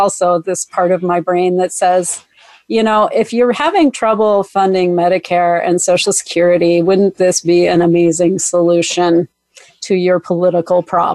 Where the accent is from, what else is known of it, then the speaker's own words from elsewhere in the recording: Minnesota, United States; my upbringing in Minnesota